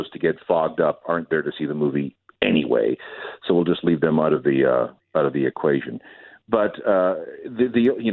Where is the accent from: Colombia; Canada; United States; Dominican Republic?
Canada; Winnipeg, Manitoba; moved away; when I grew up in Winnipeg, there were four drive-ins.